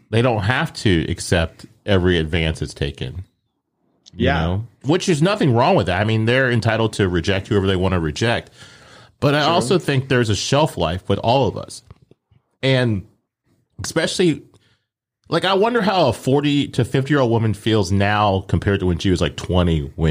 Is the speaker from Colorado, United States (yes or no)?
yes; Colorado, United States; moved away; I'm originally from Colorado.